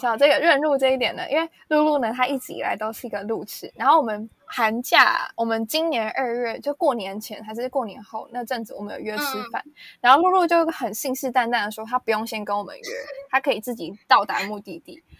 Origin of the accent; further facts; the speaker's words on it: Taipei, Taiwan; 我台北人